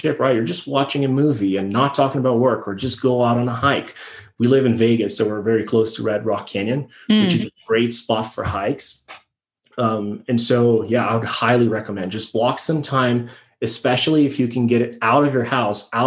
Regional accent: Brazil; moved away as an adult; now in United States; I'm born and raised in Brazil

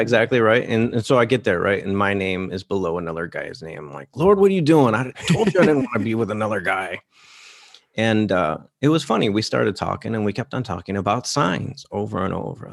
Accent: Detroit, Michigan, United States; my hometown, Detroit

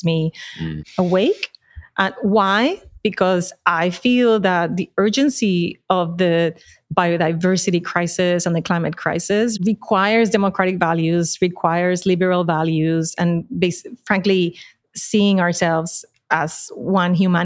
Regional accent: Puerto Rico; accent: Puerto Rican; moved away; I'm from Puerto Rico, the accent tells it, but I've been away from Puerto Rico for a long time by choice.

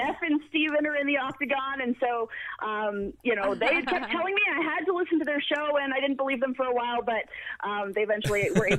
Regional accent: Toronto, Ontario, Canada; this is a big deal for the Raptors and therefore my city and therefore my country.

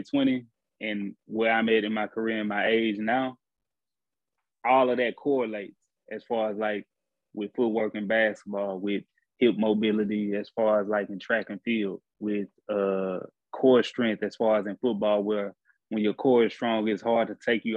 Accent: Houston, Texas, United States; moved away as an adult; now in Croatia; I grew up in Houston, Texas

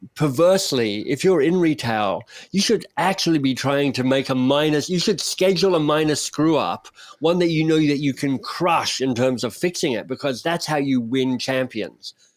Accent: Australia

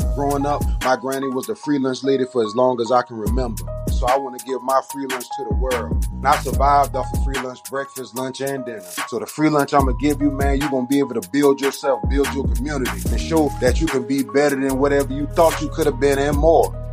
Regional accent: Orangeburg, South Carolina, United States; I was born in Orangeburg, South Carolina, man, 1983, June 7th. I lived there, you know, through elementary school or whatnot.

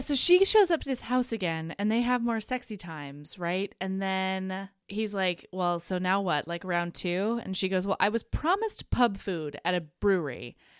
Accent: Southern Oregon, United States; I grew up in Southern Oregon

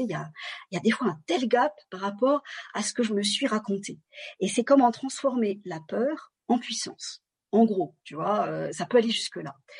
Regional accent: France; je suis d'origine vietnamienne et je suis née en France

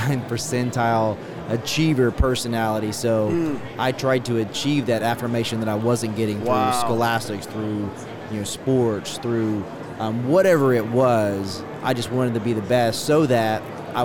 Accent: Pageland, South Carolina, United States; also born or lived in Charlotte, North Carolina; I was born in a super small town in South Carolina, Pageland, South Carolina.

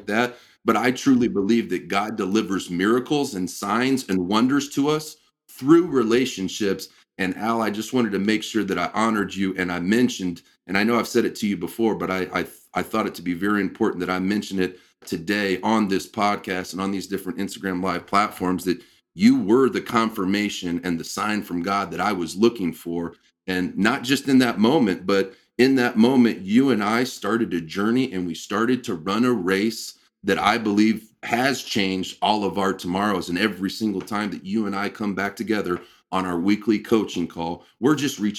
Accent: Midwest, United States; growing up in the Midwest like you and I did

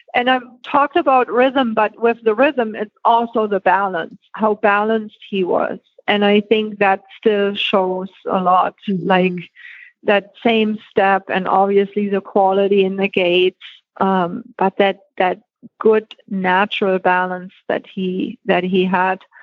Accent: Germany; moved away; born and raised in Germany

